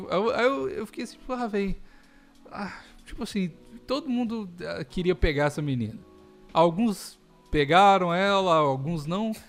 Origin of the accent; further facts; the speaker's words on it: Minas Gerais, Brazil; moved away; eu como mineiro Mas... de carteirinha